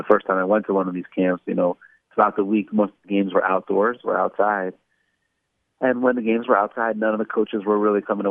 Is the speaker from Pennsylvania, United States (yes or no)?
no; Baltimore, Maryland, United States; I grew up in Baltimore, Maryland.